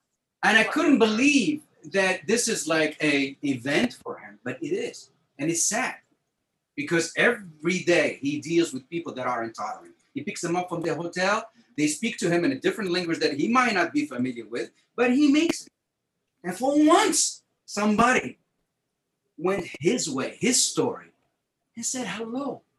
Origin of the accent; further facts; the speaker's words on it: France; also born or lived in New York; now in United States; I'm French American.